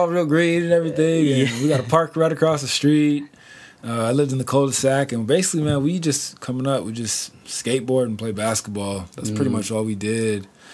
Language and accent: English; Oceanside, California, United States; I'm from Oceanside, Inland, Oceanside, 92057, Gallery Drive